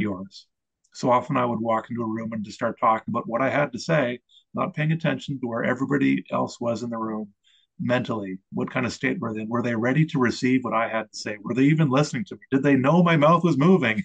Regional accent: Eastern Canada, Canada; I grew up in Eastern Canada on the seashore in a small town

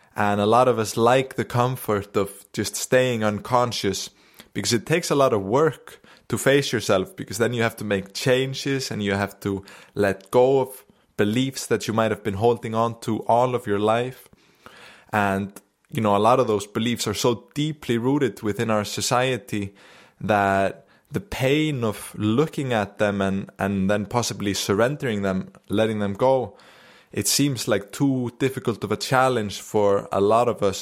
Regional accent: Akureyri, Northeastern Region, Iceland; I just came back to Akureyri here in the north, my hometown

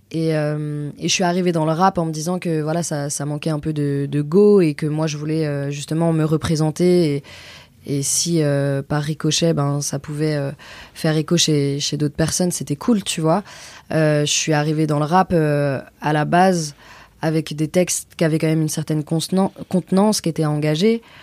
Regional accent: Auvergne-Rhône-Alpes, France; now in Paris, France; J'ai grandi à Aix, à la frontière de Genève

